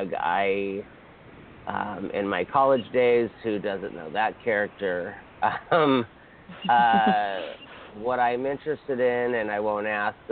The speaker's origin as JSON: {"language": "English", "region": "Hawaii", "country": "United States", "said": "I'm from Hawaii, so there's many, many Filipinos"}